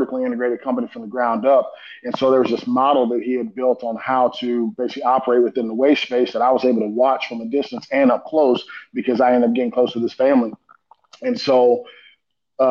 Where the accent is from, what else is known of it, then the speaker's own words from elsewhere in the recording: Houston, Texas, United States; also born or lived in Sealy, Texas; I grew up in Houston, Texas, is where I was born. Went to middle school and high school out in Seeley, Texas, which is about 45 minutes outside of Houston